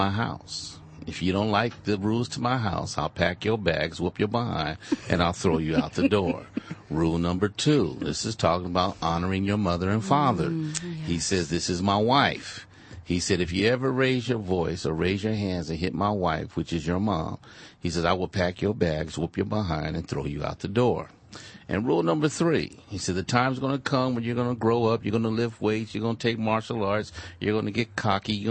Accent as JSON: {"language": "English", "town": "Inglewood", "region": "California", "country": "United States", "tie": "born or raised there", "also_born_or_lived": "Compton, California", "said": "I grew up in Compton in Inglewood, California."}